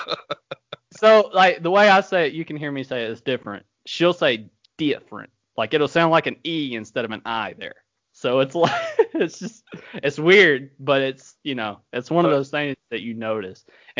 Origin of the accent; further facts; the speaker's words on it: North Carolina, United States; born there; I was born in North Carolina, which is like midway up the East Coast. So I don't know. See, I'm kind of a hybrid